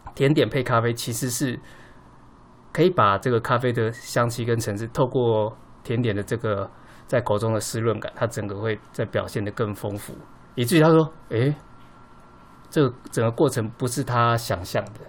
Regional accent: Taiwan; 我们台湾人的印象中，我们最早期喝到的就是美军的基隆咖啡

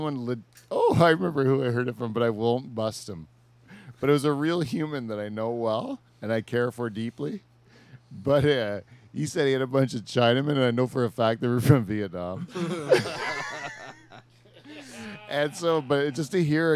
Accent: Canada; But we're Canadian.

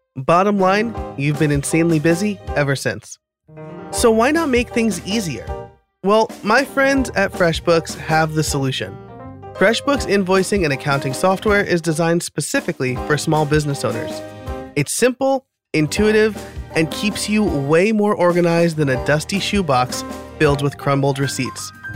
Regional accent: New York, United States; moved away as an adult; now in Philadelphia area, United States; I'm living outside of Philadelphia now. I grew up in New York

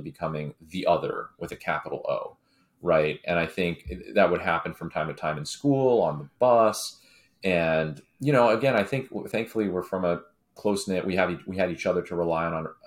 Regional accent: San Francisco Bay Area, California, United States; growing up in the Bay early on.

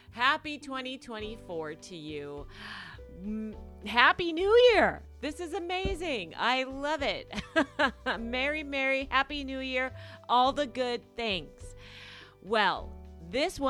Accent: Las Vegas, Nevada, United States; I'm from Vegas

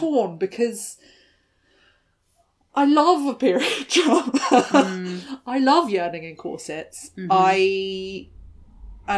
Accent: United Kingdom; I'm British

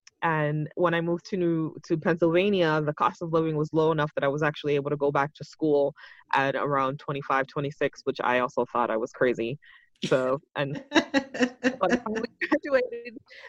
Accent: Puerto Rico; born there; So where I grew up is always like, it's like a complicated question. People ask me, where are you from? So I was actually, my parents are from the Dominican Republic. My mom flew over to Puerto Rico so I could be born

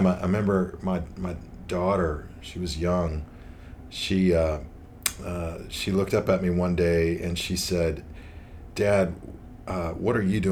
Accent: Las Vegas, Nevada, United States; I'm from Las Vegas, been out in the Las Vegas area at Central Church for 15 years

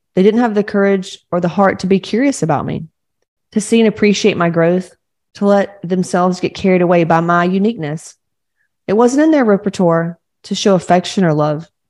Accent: Georgia, United States; I, I grew up in Georgia, like real Southern Baptists

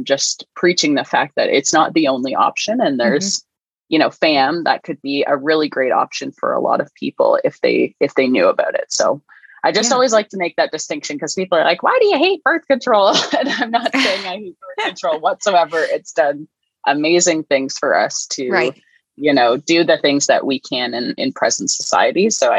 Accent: Canada; So I'm Canadian.

